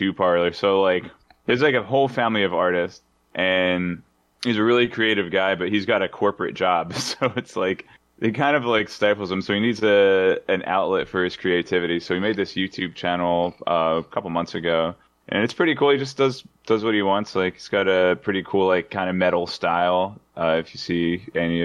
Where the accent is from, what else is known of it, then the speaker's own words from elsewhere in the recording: Philadelphia, Pennsylvania, United States; I'm from Philly